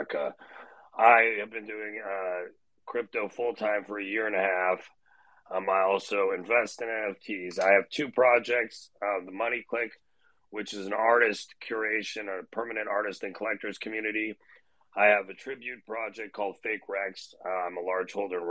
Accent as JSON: {"language": "English", "town": "Toronto", "region": "Ontario", "country": "Canada", "tie": "born or raised there", "moved": "yes", "said": "I grew up in Toronto, Canada, went to Duke undergrad"}